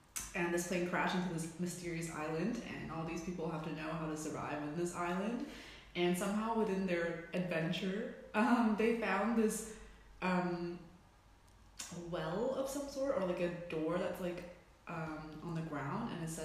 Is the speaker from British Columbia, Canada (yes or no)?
yes; Vancouver, British Columbia, Canada; also born or lived in Hong Kong; now in Hamburg, Germany; I'm from Vancouver, Canada. I was born in Hong Kong, and I moved when I was 12 to Vancouver. And around 5 years ago, I moved here to Hamburg, where I'm sitting with you right now, in Germany